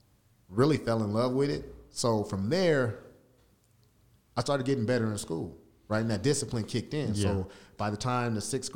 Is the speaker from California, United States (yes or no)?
yes; Long Beach, California, United States; moved away; I come from Long Beach, California, right? Strong Beach, exactly, right? 5'6", 2".